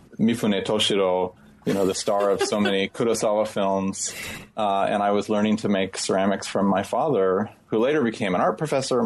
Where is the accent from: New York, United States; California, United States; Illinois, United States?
California, United States; Northern; When I was growing up in Northern California, my father was a potter